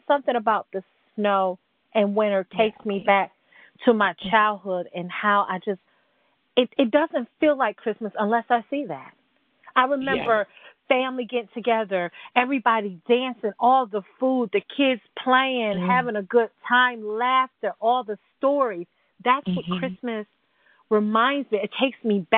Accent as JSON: {"language": "English", "region": "New York", "country": "United States", "moved": "yes", "said": "I'm from New York."}